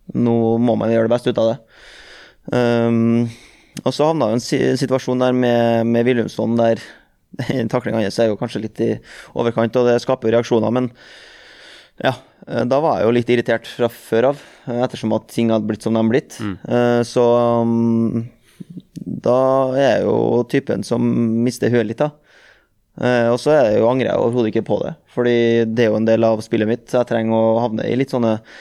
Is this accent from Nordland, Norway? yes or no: no; Trøndelag, Norway; jeg er trønder